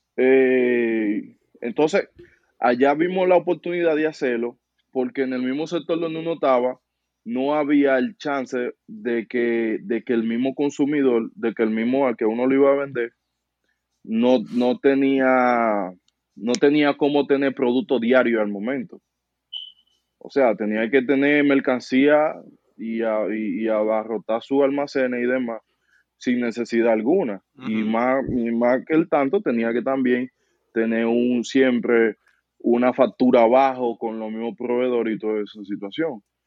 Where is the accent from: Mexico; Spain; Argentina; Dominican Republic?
Dominican Republic; moved away as an adult; volví a Santo Domingo